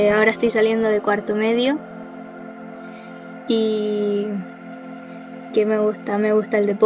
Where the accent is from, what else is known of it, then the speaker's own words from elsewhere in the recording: Arica, Arica y Parinacota, Chile; ariqueña total.